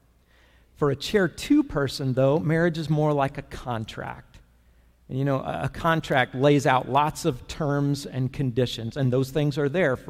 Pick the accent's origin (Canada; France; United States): United States; Florida; Growing up in Florida